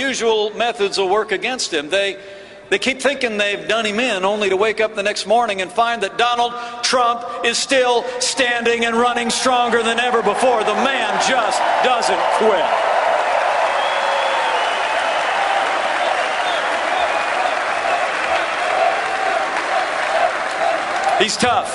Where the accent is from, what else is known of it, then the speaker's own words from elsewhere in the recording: Indiana, United States; my home state of Indiana